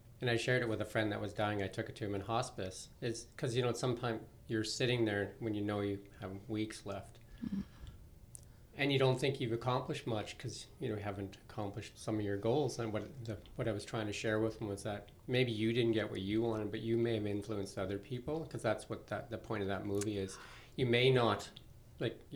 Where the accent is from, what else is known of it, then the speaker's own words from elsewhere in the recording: Midway, British Columbia, Canada; when I was growing up in Midway